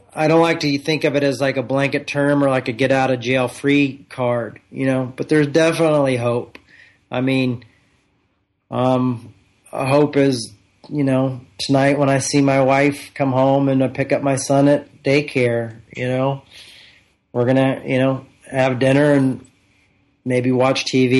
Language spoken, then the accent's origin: English; United States; I was born in the United States of America